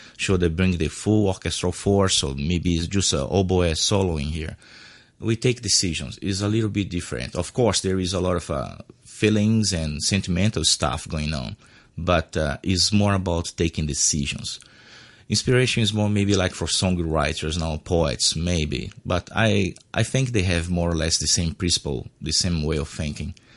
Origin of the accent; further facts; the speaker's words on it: Brazil; English is a second language; moved away as an adult; now in Hong Kong; I'm a Brazilian artist, yes. I'm born from Brazil